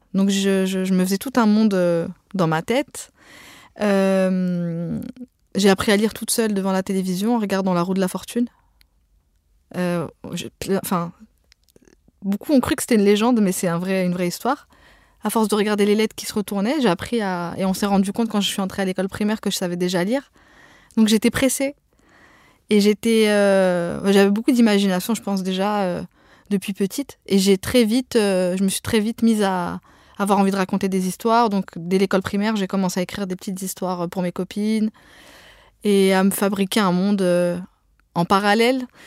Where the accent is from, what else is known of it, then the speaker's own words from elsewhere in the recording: Pantin, Île-de-France, France; first language Arabic (Algerian Darija); French is a second language; dans le quartier des Courtilières à Pantin, là où j'ai grandi